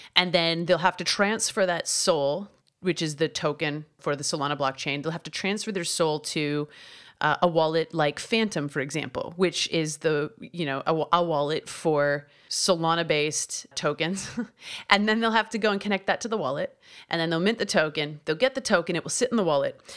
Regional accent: Canada; I grew up in Canada collecting hockey cards

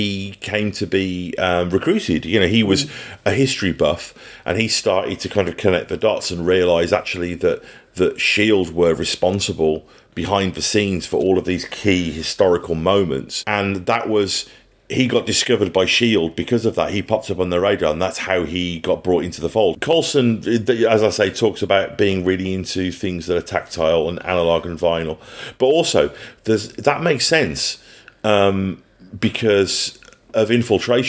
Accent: England, United Kingdom; now in New Zealand; being English

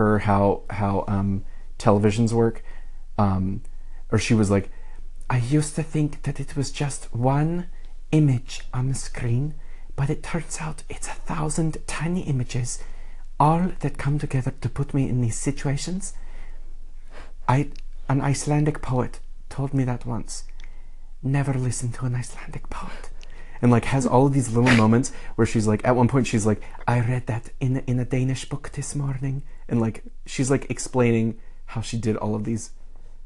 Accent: United States; from the United States

